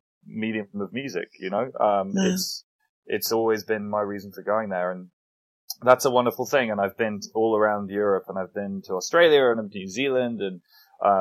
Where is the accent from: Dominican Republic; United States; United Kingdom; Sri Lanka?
United Kingdom; England; as an English person